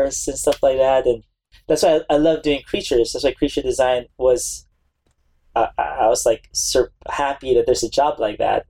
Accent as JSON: {"language": "English", "country": "Philippines", "tie": "born or raised there", "moved": "as an adult", "lives_now": "United States", "said": "I was born in the Philippines"}